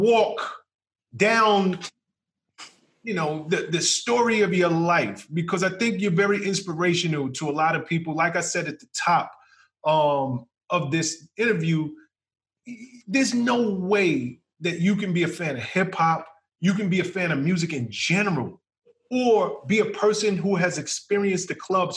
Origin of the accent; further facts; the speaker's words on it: New York, United States; I'm born and raised in New York